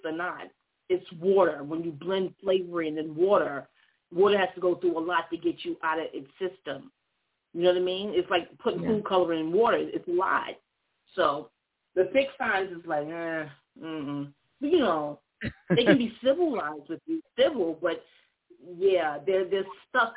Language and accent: English; New York, United States; also born or lived in Atlanta, Georgia; now in the Carolinas, United States; I'm from New York. Y'all in my hometown